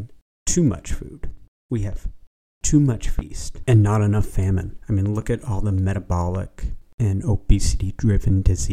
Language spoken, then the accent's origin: English; Vashon, Washington, United States; also born or lived in Seattle, Washington; I was born in Seattle, Washington. I lived on an island, a small island, that you could only access with a ferry boat. The island is Vashon Island.